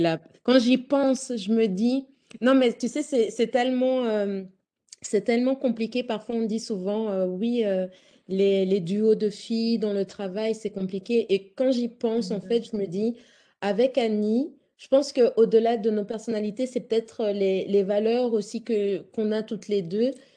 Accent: Belgium; je suis d'origine congolaise, mais j'ai grandi en Belgique

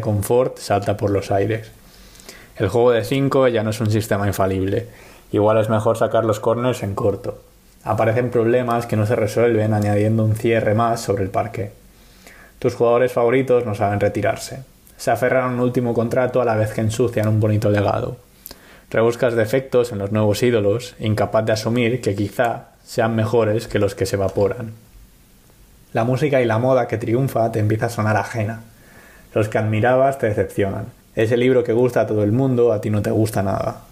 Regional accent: Palma, Balearic Islands, Spain; moved away as an adult; now in Padua, Italy; el nombre de mi ciudad natal. En mis casi 22 años de vida he visto cómo pasaba de Palma de Mallorca a simplemente Palma

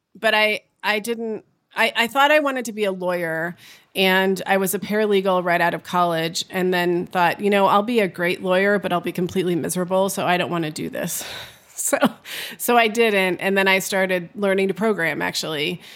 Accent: California, United States; I grew up in California.

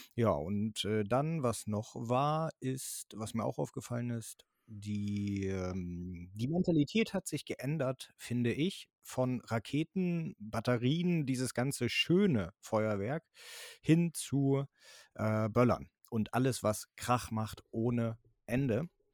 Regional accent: Schleswig-Holstein, Germany; hier bei uns in Schleswig-Holstein

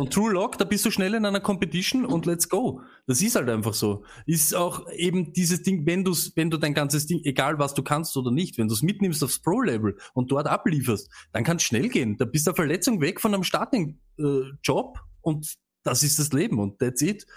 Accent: Vienna, Austria; als Wiener

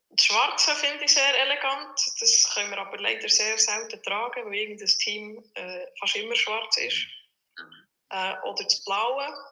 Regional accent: Bern, Switzerland; als Bernerin

